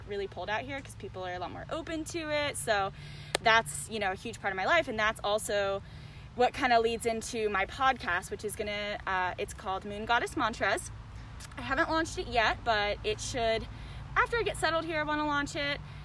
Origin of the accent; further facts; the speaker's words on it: Jacksonville, Florida, United States; moved away as an adult; also born or lived in Gainesville, Florida; now in Denver, United States; I grew up in Jacksonville, Florida, which is Northeast Florida